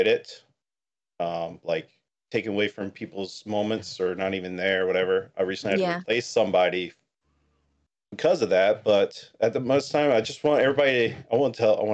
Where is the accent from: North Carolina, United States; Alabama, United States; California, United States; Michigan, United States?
North Carolina, United States; also born or lived in Washington State; now in Virginia, United States; My home state is North Carolina